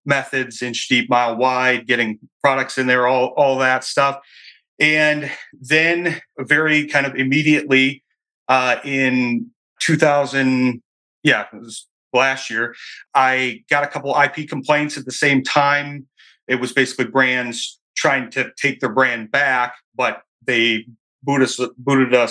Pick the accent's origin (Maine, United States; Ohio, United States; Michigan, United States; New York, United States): Michigan, United States; moved away as an adult; I'm from Michigan here, returned to Michigan years ago